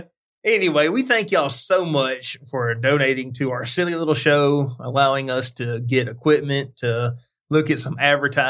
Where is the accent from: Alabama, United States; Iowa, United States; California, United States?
Alabama, United States; just because we're from Alabama, we got deer.